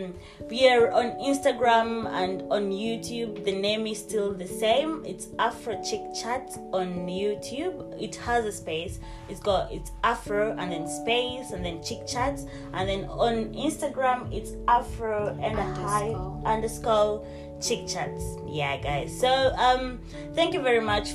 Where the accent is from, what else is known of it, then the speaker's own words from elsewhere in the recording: Kenya; now in United Kingdom; We are three Kenyan girls living in the UK, but born and raised in Kenya.